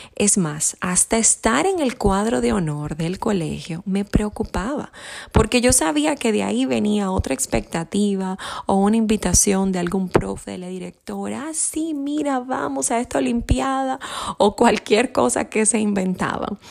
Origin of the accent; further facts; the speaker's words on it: Santo Domingo, Distrito Nacional, Dominican Republic; yo soy de Santo Domingo, República Dominicana. Soy una isleña